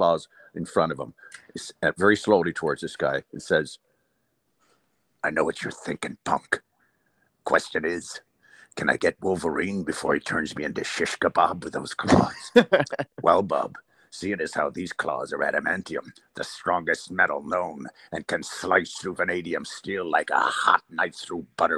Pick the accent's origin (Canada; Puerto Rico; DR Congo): Canada; Port Dover, Ontario; also born or lived in Dublin, Ireland; I come from a small town, a fishing town in Lake Erie, in Port Dover, Ontario, in Canada here